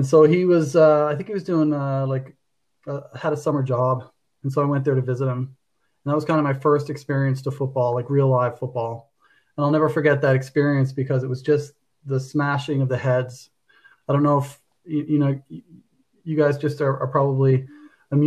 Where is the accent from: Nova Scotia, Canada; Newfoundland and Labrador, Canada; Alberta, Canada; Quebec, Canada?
Newfoundland and Labrador, Canada; St. John's; moved away; also born or lived in Calgary; I lived just on the outskirts of St. John's, which is a small community called Kilbride